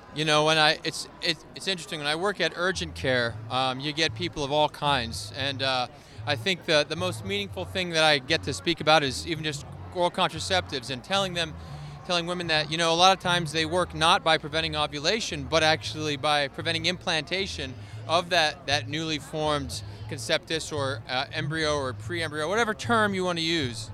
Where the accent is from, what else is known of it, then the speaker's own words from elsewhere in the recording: Allentown, Pennsylvania, United States; I'm from the, uh, Pennsylvania area, Allentown, Bethlehem area